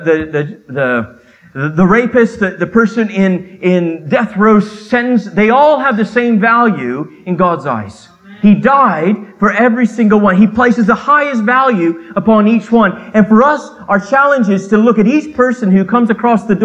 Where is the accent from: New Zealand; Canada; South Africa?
Canada; I grew up in Canada, so I can speak two languages.